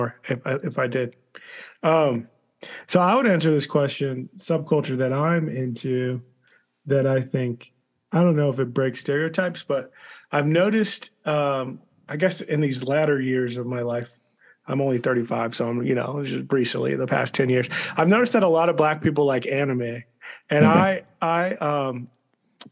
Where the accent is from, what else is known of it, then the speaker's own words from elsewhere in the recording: United States; growing up outside of D.C.